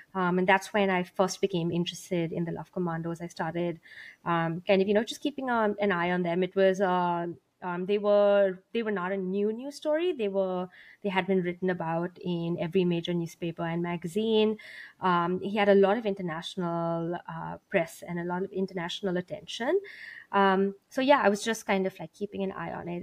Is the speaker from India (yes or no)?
yes; India; moved away; I grew up in India.